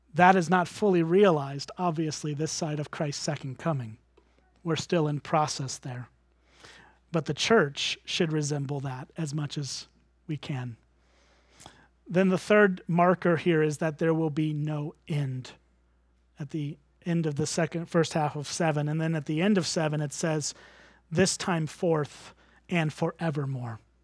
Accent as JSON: {"language": "English", "country": "United States", "said": "as an American"}